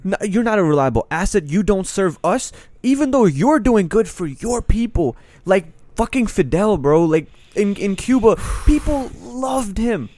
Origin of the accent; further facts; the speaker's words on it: Pakistan; now in United States; I'm Pakistani